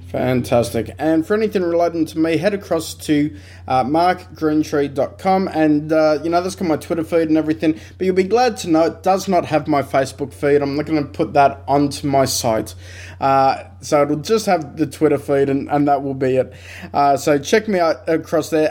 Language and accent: English; South Dakota, United States; Growing up on the plains of South Dakota